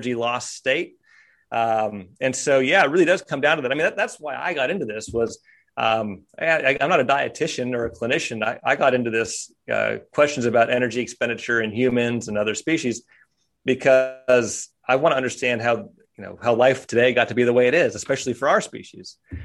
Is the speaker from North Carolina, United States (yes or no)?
no; Kersey, Pennsylvania, United States; moved away; also born or lived in St. Marys, Pennsylvania; I grew up in Kersey